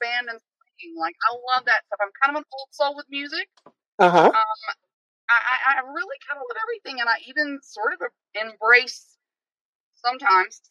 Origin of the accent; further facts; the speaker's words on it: Boston, Massachusetts, United States; also born or lived in Roanoke, Virginia; I was raised in Boston.